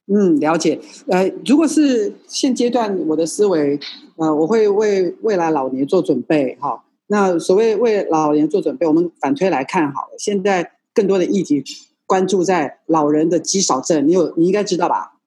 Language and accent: Chinese; Taiwan; 我们在眷村长大的孩子，哦，我们的眷村里面有什么篮球国手啦，还有那个什么，呃，棒球国手